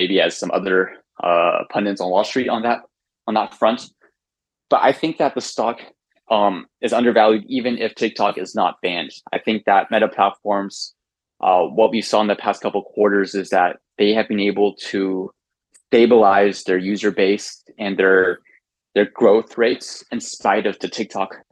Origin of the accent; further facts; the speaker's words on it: United States; as an American